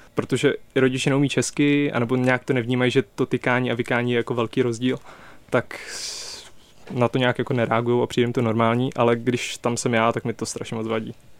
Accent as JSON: {"language": "Czech", "region": "Prague", "country": "Czechia", "said": "já jsem z Prahy"}